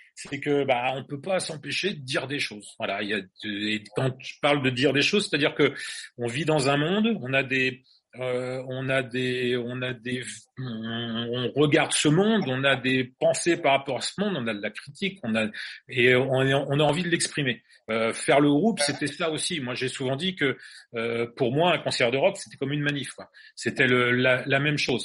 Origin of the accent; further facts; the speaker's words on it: Angers, Pays de la Loire, France; Nous, on est français, on vient d'Angers